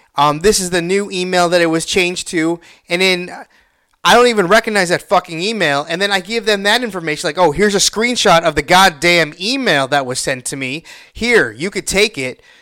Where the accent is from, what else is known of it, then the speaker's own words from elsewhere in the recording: Illinois, United States; I'm from Illinois.